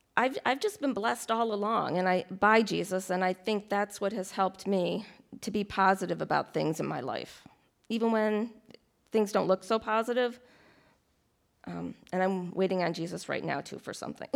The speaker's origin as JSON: {"language": "English", "town": "Rochester", "region": "New York", "country": "United States", "also_born_or_lived": "Delaware", "moved": "yes", "said": "I'm originally from Rochester, New York"}